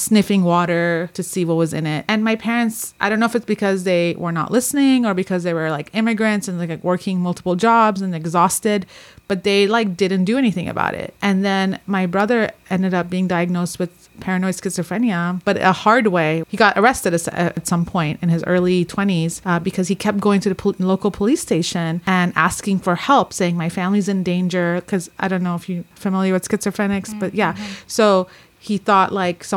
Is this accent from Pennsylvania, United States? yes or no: no; Southern California, United States; I grew up in Southern California